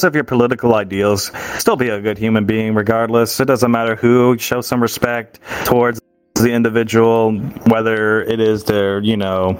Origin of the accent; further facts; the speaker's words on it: the South, United States; I grew up in a Southern Republican household